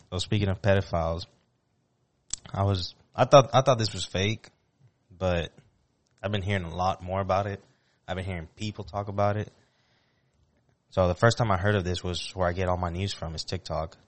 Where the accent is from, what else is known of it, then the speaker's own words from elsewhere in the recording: Puerto Rico; moved away; me with my friends growing up in Puerto Rico